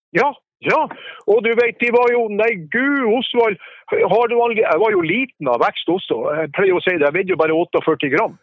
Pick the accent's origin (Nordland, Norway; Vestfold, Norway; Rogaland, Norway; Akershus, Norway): Nordland, Norway; Langåsdalen, near Sulitjelma; Jeg vokste jo opp innerst i Langåsdalen